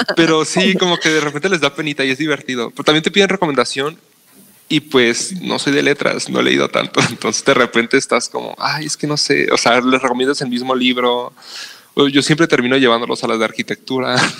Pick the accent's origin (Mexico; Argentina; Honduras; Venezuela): Mexico; los mexicanos